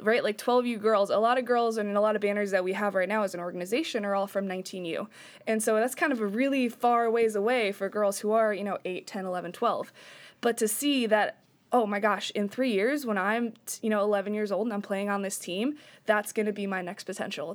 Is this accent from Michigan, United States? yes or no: no; upstate New York, United States; now in Washington, United States; I'm from New York, upstate, where hockey's kind of everywhere.